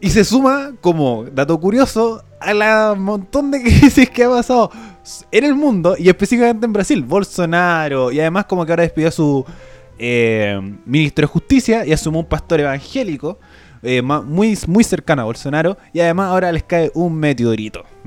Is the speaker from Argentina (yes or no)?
no; Chile; moved away; also born or lived in Europe